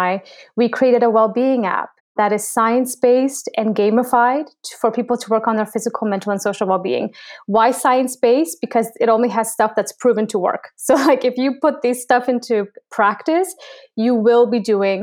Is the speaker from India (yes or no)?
no; Canada; also born or lived in Poland; I was born in Poland, but raised in Canada.